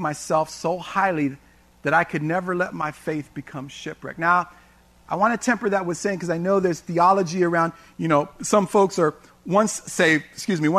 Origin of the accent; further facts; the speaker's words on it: San Francisco, California, United States; also born or lived in Tracy, California; when I was a kid growing up in San Francisco